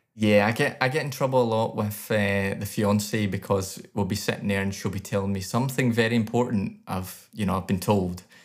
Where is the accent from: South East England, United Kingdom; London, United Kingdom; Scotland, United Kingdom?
Scotland, United Kingdom